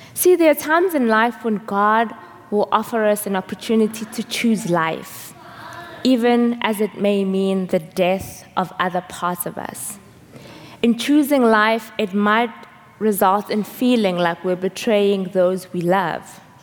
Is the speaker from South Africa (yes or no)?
yes; South Africa; moved away; I'm from South Africa